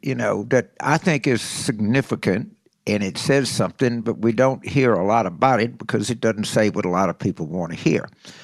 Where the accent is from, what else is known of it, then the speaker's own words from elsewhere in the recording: St. Gabriel, Louisiana, United States; the women's penitentiaries in St. Gabriel, where I grew up in Louisiana.